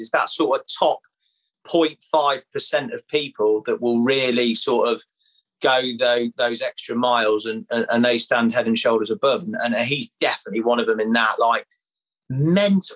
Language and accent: English; Leicester, East Midlands, United Kingdom; I'm from Leicester, mate, miles away from the sea